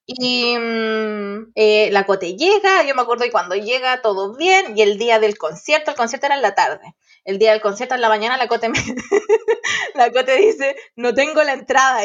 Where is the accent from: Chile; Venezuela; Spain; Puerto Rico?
Chile; Santiago, Santiago Metropolitan Region; somos de Santiago y estamos en La Serena